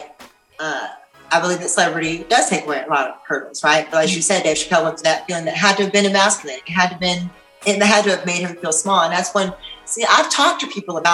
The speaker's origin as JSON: {"language": "English", "region": "Tennessee", "country": "United States", "tie": "born or raised there", "said": "I grew up in Tennessee"}